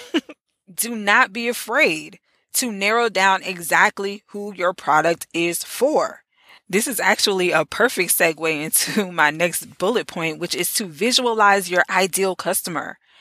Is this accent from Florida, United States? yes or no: yes; Orlando, Florida, United States; in the great Orlando, Florida. It was only right that I start off this series in my hometown.